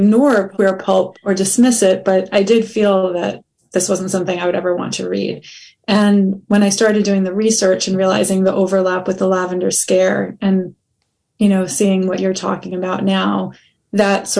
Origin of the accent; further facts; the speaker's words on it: United States; as a Jewish person growing up in the United States